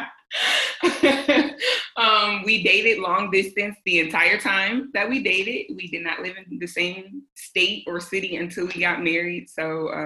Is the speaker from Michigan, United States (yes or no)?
yes; Michigan, United States; also born or lived in Southern California / Florida; now in California, United States; I am originally from Michigan